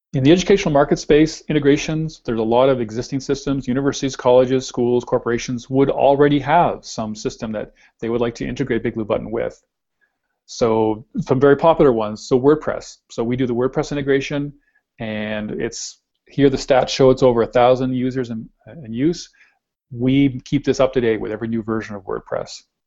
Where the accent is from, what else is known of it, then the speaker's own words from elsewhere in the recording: Canada; we're Canadian